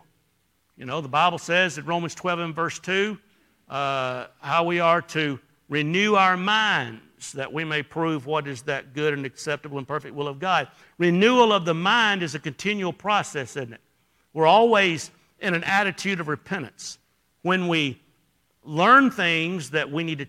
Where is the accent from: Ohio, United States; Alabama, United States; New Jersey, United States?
Alabama, United States; I was from Alabama.